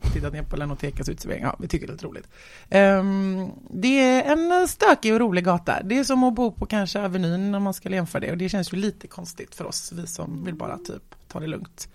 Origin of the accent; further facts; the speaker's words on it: Gothenburg, Västra Götaland, Sweden; där växte jag upp i någon liten, i någon liten trävilla där